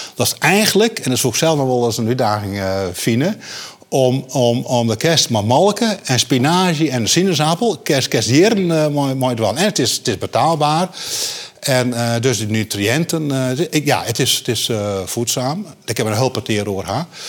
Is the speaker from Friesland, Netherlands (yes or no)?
yes; Friesland, Netherlands; ik ben een Fries